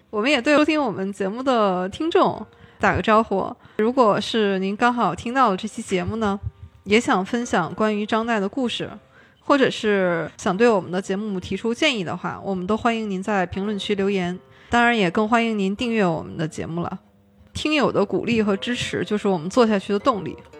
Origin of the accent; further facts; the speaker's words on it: Liaoning, China; 金玉甫先生是我们辽宁人